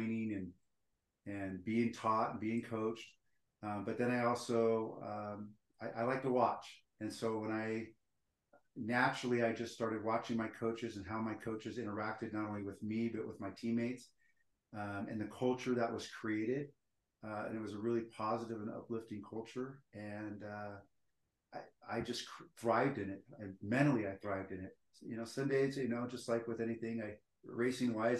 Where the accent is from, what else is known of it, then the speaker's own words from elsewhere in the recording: Stockton, California, United States; now in Utah, United States; I'm actually from Northern California, Stockton, California.